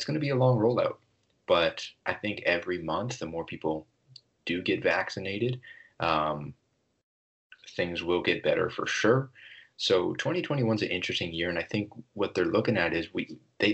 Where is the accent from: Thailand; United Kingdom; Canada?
Canada; as a Canadian